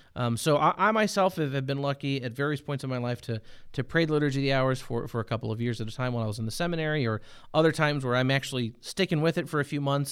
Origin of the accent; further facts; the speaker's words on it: United States; as an American, having grown up in the, in the church in America